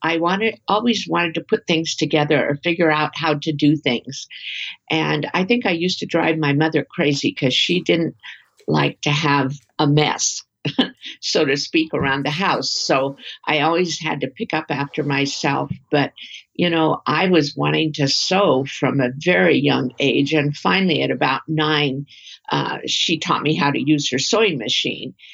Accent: Redmond, Oregon, United States; also born or lived in Corvallis, Oregon / Portland, Oregon / Sisters, Oregon; I grew up in Redmond, and that is about 18 miles away

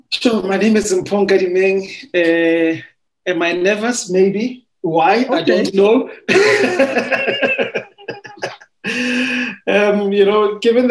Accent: Tembisa, Gauteng, South Africa; I'm from Tembisa.

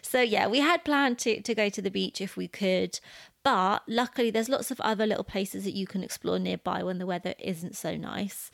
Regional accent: United Kingdom; we're British

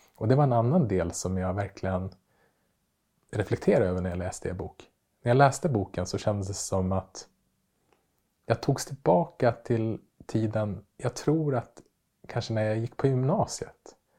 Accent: Västerås, Västmanland, Sweden; moved away; Västerås där jag växte upp

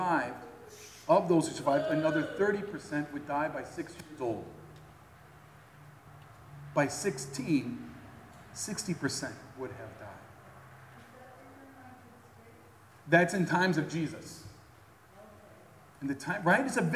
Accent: Chicago, Illinois, United States; my hometown area, Chicago

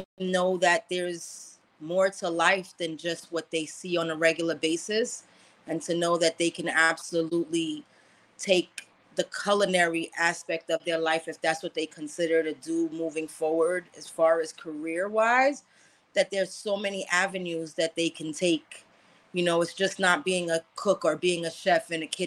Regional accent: New York City, New York, United States; I'm Haitian American, grew up in Brooklyn on Flatbush

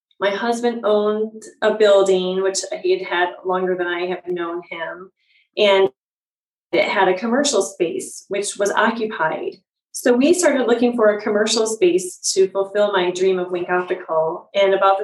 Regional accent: Michigan, United States; moved away as an adult; now in Chicago, United States; I'm from Michigan originally and came to Chicago for my schooling

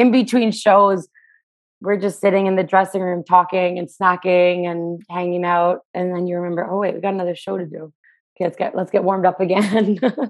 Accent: Toronto, Ontario, Canada; Toronto, Canada.

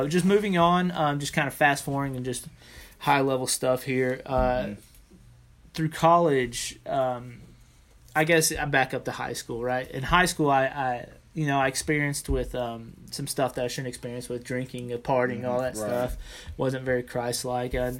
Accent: South Georgia, United States; also born or lived in Chicago, Illinois; I was born in Chicago and found myself in South Georgia due to my father's work in aviation

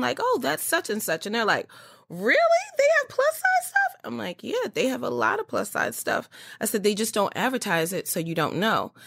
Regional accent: Baltimore, Maryland, United States; I was born and raised in Baltimore, Maryland

